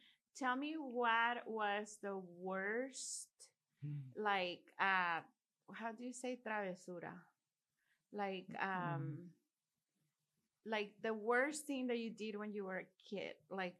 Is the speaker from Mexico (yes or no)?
yes; Mexico; you know, I grew up in Mexico.